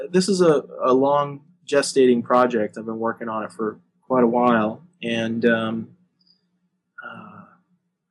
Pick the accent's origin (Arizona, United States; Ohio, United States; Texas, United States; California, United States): Arizona, United States; moved away; I come from Arizona originally, and I grew up on a farm